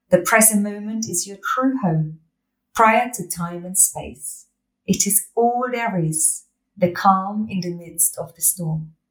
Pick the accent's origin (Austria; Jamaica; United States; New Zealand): Austria; I know. Growing up in Austria, I could knock back a schnapps.